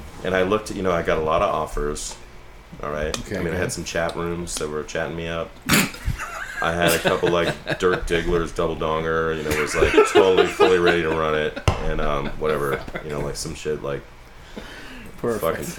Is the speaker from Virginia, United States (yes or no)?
no; Berkeley, California, United States; born there; But I'm 46 years old. I was born on May 21st, 1967, to very young parents in Berkeley, California. Right? I was at Alta Bates Hospital.